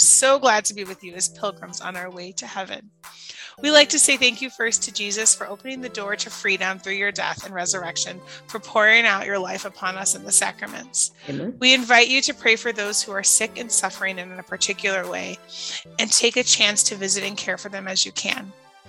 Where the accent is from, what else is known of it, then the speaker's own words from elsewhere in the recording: Chicago, Illinois, United States; accent: Chicago; also born or lived in Indiana; And when I left Indiana after I lived there for 3 years, I go, yeah, I'm gonna get my Chicago accent back